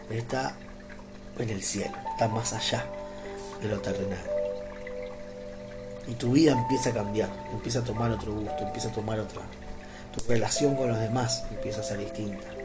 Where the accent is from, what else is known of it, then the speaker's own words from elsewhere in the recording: Argentina; born there; sí, soy argentino, amo Argentina, nací acá en Argentina